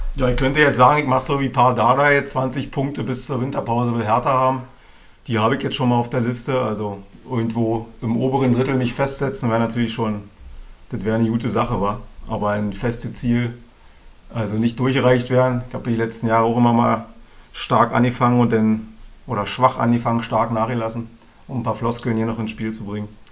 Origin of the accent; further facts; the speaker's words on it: Berlin, Germany; Als Berliner, muss ich sagen, als Ossi